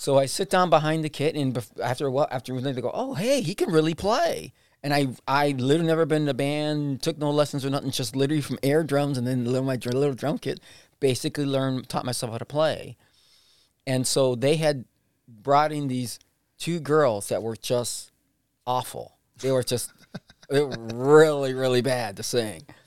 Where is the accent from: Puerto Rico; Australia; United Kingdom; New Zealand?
Puerto Rico; now in Cleveland, United States; I was born in Puerto Rico